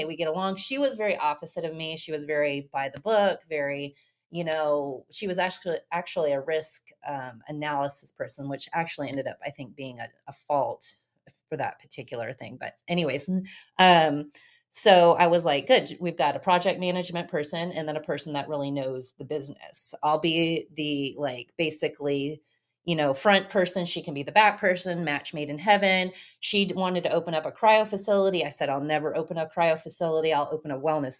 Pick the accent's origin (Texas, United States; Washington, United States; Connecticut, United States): Texas, United States; North Richland Hills; also born or lived in Wilmington, North Carolina; I'm from Dallas, North Richland Hills. So I was raised in North Richland Hills